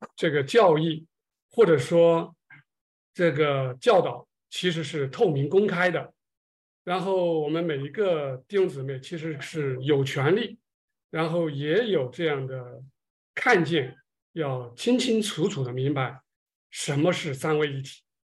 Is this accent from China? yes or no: yes; China; 我们中国人